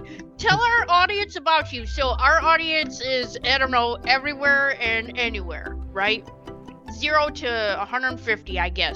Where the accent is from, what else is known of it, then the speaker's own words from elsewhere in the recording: Michigan, United States; now in Tennessee, United States; I'm originally from Michigan, so, and I'm in Tennessee.